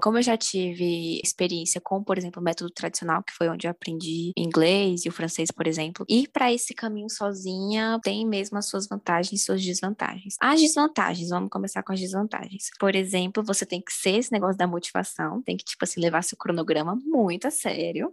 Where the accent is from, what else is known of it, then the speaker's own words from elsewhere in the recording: Brasília, Federal District, Brazil; Eu sou brasiliense, né? Talvez vocês tenham percebido pelo meu sotaque